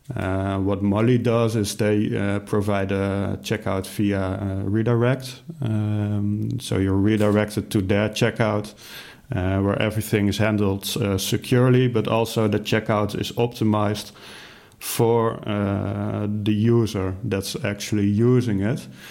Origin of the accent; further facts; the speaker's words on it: Netherlands; I'm from the Netherlands